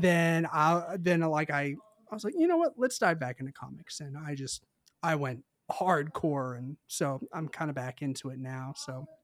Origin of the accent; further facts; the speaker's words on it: Mount Juliet, Tennessee, United States; I grew up in the Mount Juliet area